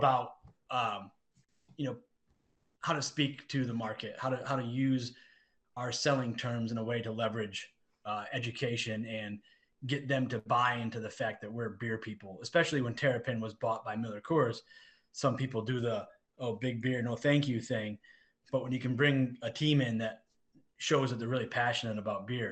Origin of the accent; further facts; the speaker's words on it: England, United Kingdom; I'm English.